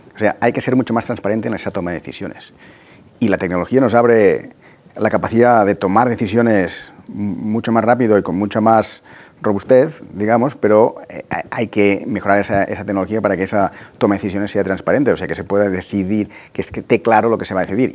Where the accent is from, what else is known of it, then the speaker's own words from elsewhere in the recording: Tarragona, Catalonia, Spain; yo soy de Tarragona